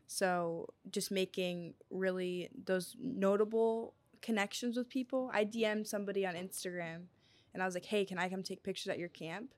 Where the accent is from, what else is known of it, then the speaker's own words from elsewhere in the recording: Akron, Ohio, United States; I'm from Akron